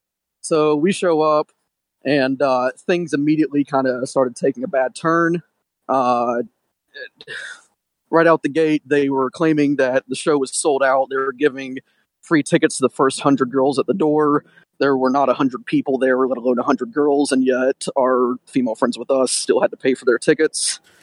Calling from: Detroit, Michigan, United States; This is …. I'm from Detroit.

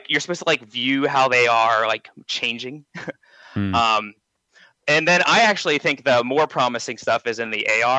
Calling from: Johnstown, Pennsylvania, United States; from Johnstown, Pennsylvania.

